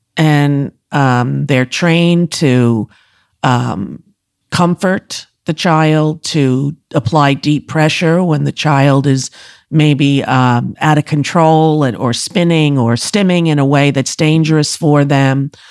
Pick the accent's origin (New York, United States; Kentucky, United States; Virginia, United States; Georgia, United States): New York, United States; Commack; I'm from Comac, exit fifty-two